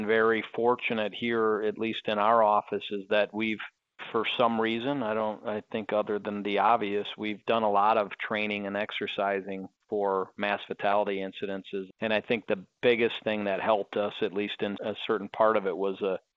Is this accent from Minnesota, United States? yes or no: yes; Minnesota, United States; now in Las Vegas, United States; I grew up in Minnesota and played hockey all my life